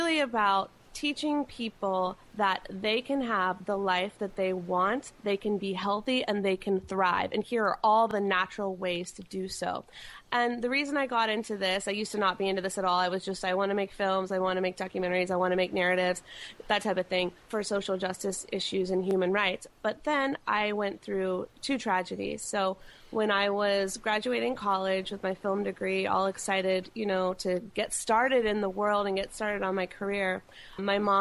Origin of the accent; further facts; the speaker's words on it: North Carolina, United States; moved away as an adult; now in California, United States; I grew up in North Carolina, and I moved to California about 9 years ago.